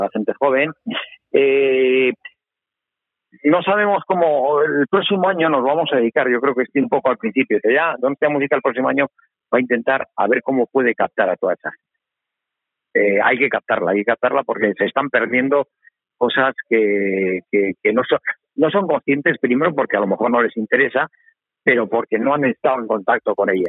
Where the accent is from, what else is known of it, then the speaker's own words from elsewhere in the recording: San Sebastián, Basque Country, Spain; Somos donostiarras